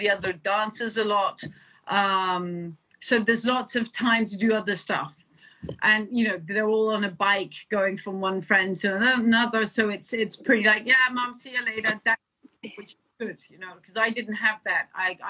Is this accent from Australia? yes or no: no; England, United Kingdom; also born or lived in Denmark; I think what I grew up in England and I grew up in Denmark.